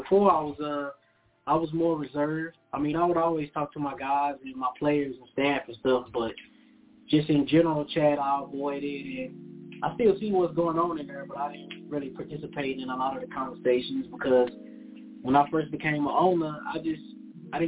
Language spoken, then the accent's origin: English; Tulsa, Oklahoma, United States; I'm from Tulsa, Oklahoma